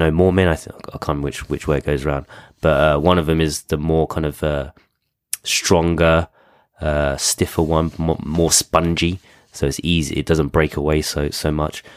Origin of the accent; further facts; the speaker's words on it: United Kingdom; being British